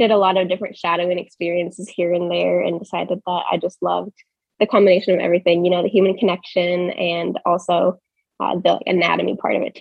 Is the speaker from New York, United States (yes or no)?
no; Portland, Oregon, United States; moved away as an adult; also born or lived in Arizona; I'm kind of a nomad of sorts right now. Um, so I grew up in Portland. I did all my education in Arizona. And since then, I've been a travel nurse